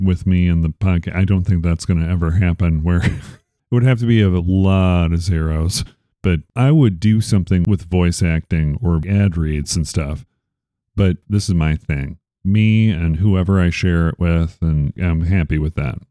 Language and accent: English; Chicago, Illinois, United States; I'm from Chicago